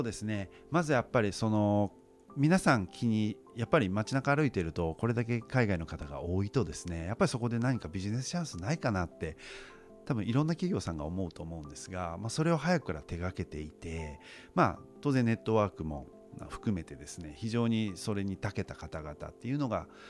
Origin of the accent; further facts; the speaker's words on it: United States; moved away as an adult; now in Japan; もうアメリカで育ったので